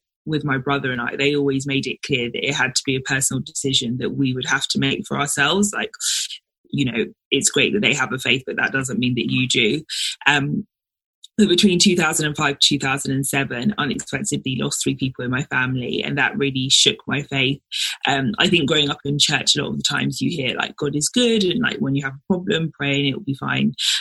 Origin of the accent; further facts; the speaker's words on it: London, United Kingdom; also born or lived in Nigeria; So I was born in Nigeria, but moved to London when I was 6 months old. So lived in London pretty much my whole life